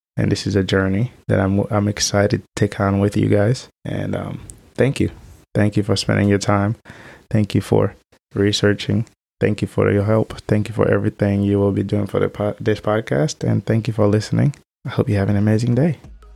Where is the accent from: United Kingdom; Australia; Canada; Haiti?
Haiti; moved away; I was adopted from Haiti, right before the earthquake had happened. I, I've had to grow up in an environment so different than what I was used